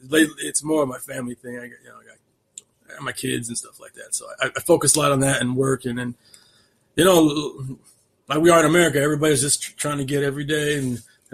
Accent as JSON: {"language": "English", "town": "Chicago", "region": "Illinois", "country": "United States", "said": "I'm from this area. I'm from the Chicagoland area, and I don't rep people like him."}